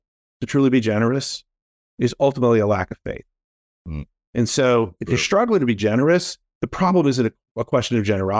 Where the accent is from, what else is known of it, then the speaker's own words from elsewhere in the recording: Daytona Beach, Florida, United States; Yeah, I grew up in Daytona Beach, Florida. Actually born in Daytona Beach, Florida. So not a lot of native Floridians these days, it seems like